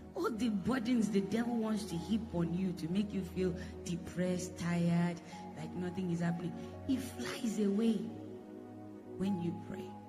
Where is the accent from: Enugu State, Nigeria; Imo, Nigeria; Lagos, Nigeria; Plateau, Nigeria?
Plateau, Nigeria; Jos; moved away as an adult; I'm born in Jos. I was born in Jos. So I have Hausa blood.